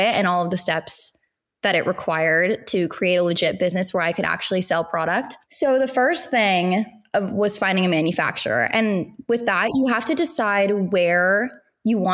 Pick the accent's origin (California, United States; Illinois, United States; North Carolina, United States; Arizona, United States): California, United States; Southern; I grew up in Southern California